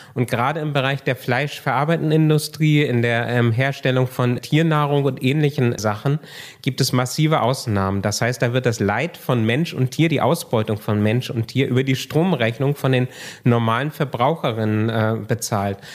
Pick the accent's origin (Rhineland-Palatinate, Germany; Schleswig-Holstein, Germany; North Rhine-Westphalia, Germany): Schleswig-Holstein, Germany; Kiel; Also ich komme aus Kiel, also aus dem Norden